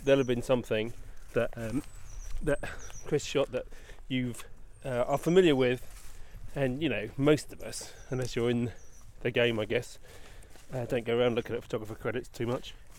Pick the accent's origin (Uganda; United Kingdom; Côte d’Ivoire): United Kingdom; England; we're English.